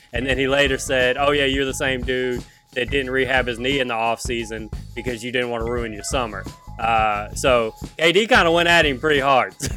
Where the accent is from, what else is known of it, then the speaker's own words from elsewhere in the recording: Baton Rouge, Louisiana, United States; moved away; I'm from Baton Rouge, and because Big Baby's only, like, two years older than me, our, our high school, Dem Springs